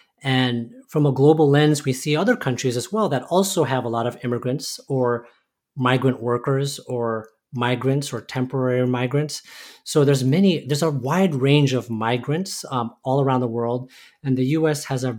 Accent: Oxnard, California, United States; So, I was born in Oxnard, California, and grew up in a kind of a mostly Hispanic and Asian community.

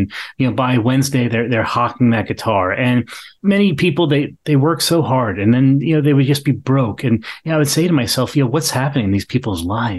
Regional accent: Long Island, New York, United States; now in North Carolina, United States; I grew up on Long Island

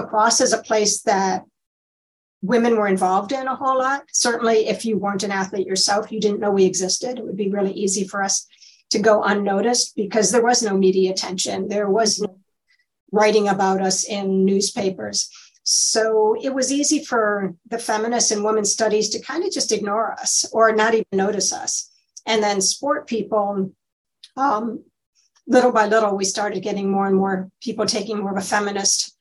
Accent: Michigan, United States; also born or lived in Ohio; I'm from Michigan

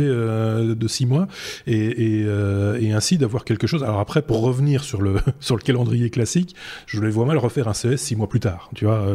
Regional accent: Belgium; chez nous en Belgique

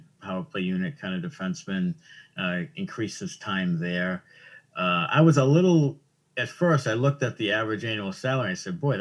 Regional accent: Waltham, Massachusetts, United States; I'm from Waltham. It's a big hockey, you know, town.

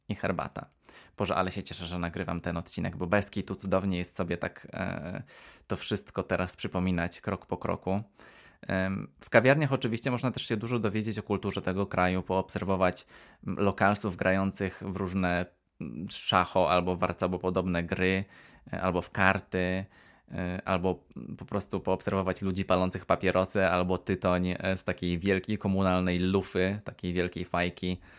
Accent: Poland; ale ja nie jestem Wietnamczykiem, więc będę mówił jak e, prawdziwy Polak

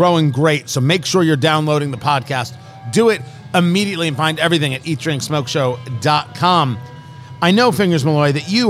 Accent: United States; I am an American.

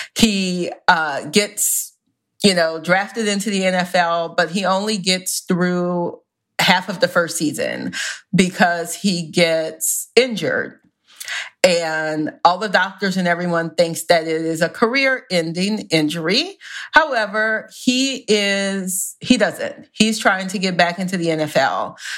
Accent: the South, United States; I am from the South, where it is a religion

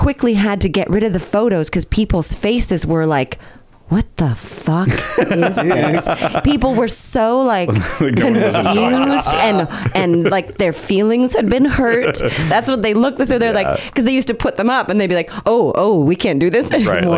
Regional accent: Northern California, United States; now in Los Angeles, United States; I grew up in Northern California.

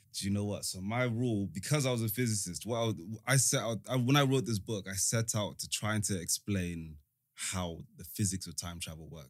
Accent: London, United Kingdom; born or raised there; also born or lived in Africa / United States / Rwanda

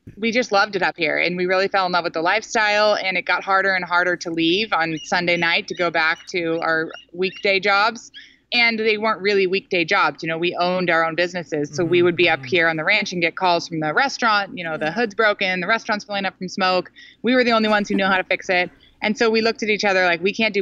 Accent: Silicon Valley, Bay Area, California, United States; moved away; I grew up in Silicon Valley in the Bay Area

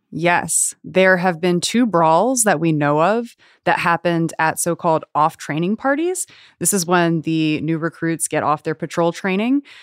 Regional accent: Los Angeles, California, United States; I grew up here in Los Angeles

